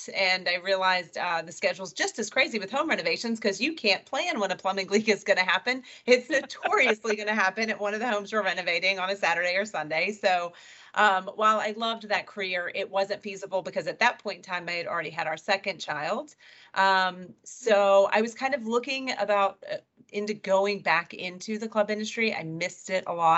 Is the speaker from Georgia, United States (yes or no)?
yes; Marietta, Georgia, United States; also born or lived in Alabama; I was born and raised in Marietta, Georgia, lived there my entire life, except for when I went away to college